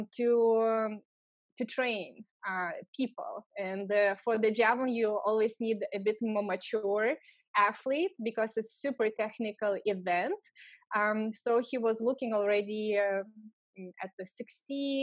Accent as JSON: {"language": "English", "country": "Lithuania", "also_born_or_lived": "Los Angeles, California", "second_language": "English", "moved": "as an adult", "said": "I'm from Lithuania"}